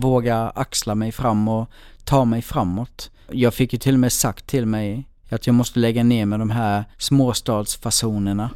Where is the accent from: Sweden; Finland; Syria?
Sweden; Blekinge; now in Stockholm, Sweden; jag är liksom uppväxt i Blekinge i en jätteliten ort